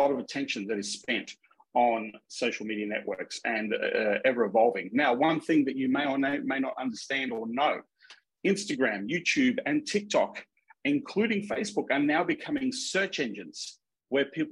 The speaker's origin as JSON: {"language": "English", "region": "Minnesota", "country": "United States", "accent": "Minnesota", "said": "excuse my Minnesota accent"}